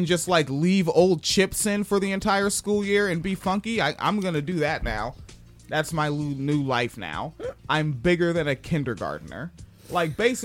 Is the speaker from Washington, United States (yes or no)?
yes; Spanaway, Washington, United States; also born or lived in Tacoma; the foster care house was in Tacoma, but I was from Spanaway, and it's like I'd only been in Tacoma for a couple months, so I still like to catch the bus out to Spanaway to go hang out with kids that I knew since 1988